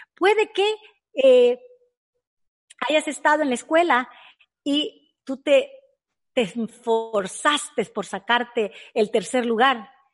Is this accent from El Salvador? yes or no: yes; El Salvador; moved away; nosotros fuimos criados en el mercado. Muy pobremente, en El Salvador